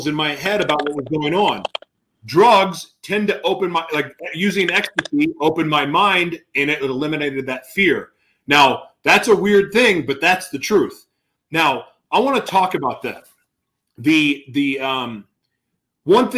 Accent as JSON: {"language": "English", "region": "Oklahoma", "country": "United States", "tie": "born or raised there", "said": "I grew up in Oklahoma"}